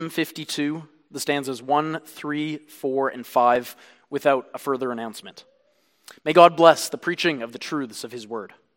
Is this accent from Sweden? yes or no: no; Canada; I am a Canadian